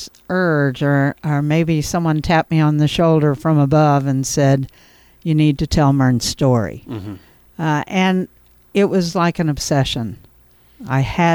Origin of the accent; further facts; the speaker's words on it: Cairo, Illinois, United States; also born or lived in Charleston / Murphysboro, Illinois; I grew up in Caro during my early years